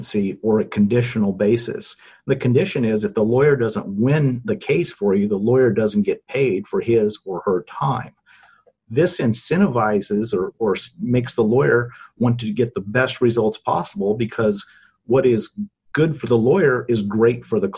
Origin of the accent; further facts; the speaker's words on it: Selma, California, United States; I was born and raised here in Fresno County